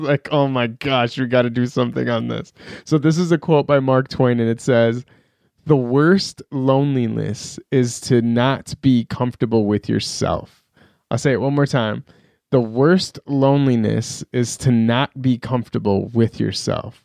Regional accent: Iran; moved away; also born or lived in Pakistan / Minneapolis; I grew up in Iran

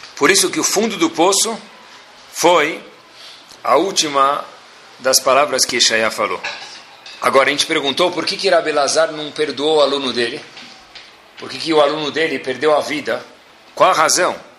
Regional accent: Brasília, Federal District, Brazil; sou de Brasília

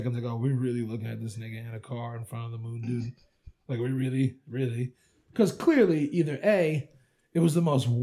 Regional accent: Huntington, New York, United States; I grew up on Long Island in Huntington, North Shore, Gold Coast boy.

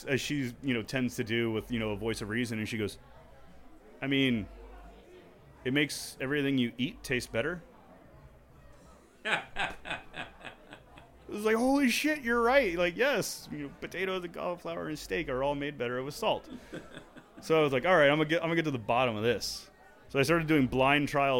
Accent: United States; also born or lived in Houston; as an American bartender

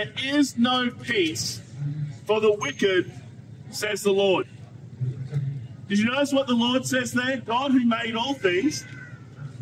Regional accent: Australia; me as an Australian

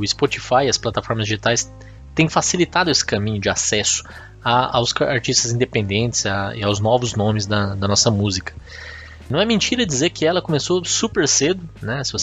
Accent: Mato Grosso do Sul, Brazil; also born or lived in São Paulo; Porque eu, apesar de paulistano de nascença, cresci e me criei no Mato Grosso do Sul.

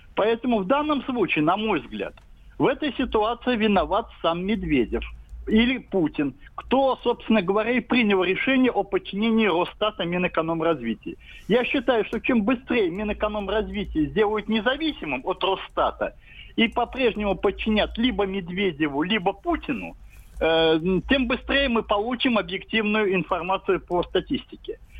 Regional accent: Samara Oblast, Russia

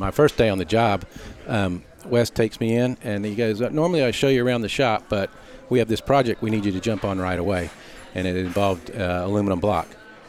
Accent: Charlotte, North Carolina, United States; Now we're growing up in the South in NASCAR territory in Charlotte. I mean, we grew up in Charlotte. We moved to North Carolina and lived in the north part of Charlotte in the Derrida area.

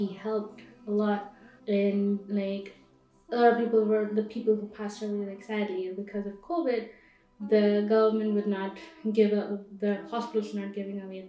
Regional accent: Mumbai, Maharashtra, India; moved away as an adult; now in Jerusalem, Israel; I come from Mumbai and born and raised there

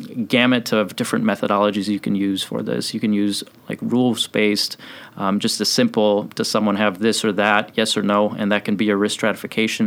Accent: Chicago, Illinois, United States; I'm from Chicago originally, and all of my training has been in Chicago

